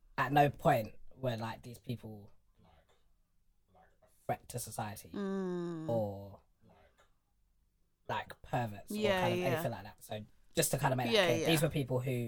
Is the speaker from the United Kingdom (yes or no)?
yes; London, United Kingdom; I'm not from north, I'm not from south, I'm not from east, I'm not from west, I'm from London.